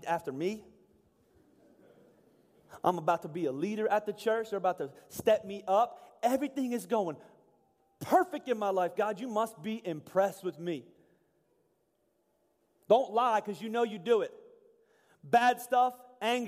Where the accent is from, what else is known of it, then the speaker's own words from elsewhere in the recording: Pennsylvania, United States; I was from Pennsylvania